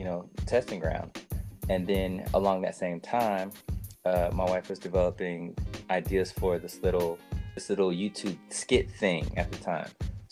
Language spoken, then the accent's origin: English; Midwest, United States; I guess maybe it's just a product of growing up in the Midwest.